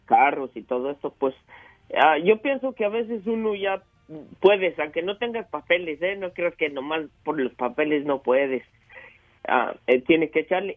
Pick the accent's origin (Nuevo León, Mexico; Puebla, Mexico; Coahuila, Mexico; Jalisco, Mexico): Jalisco, Mexico; La Purísima; moved away as an adult; now in United States; yo soy de la Purísima Jalisco y, me vine hace como 27 años a, a, Estados Unidos